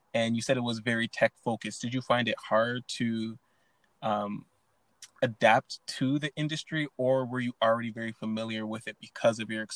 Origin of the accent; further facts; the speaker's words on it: Canada; I'm Canadian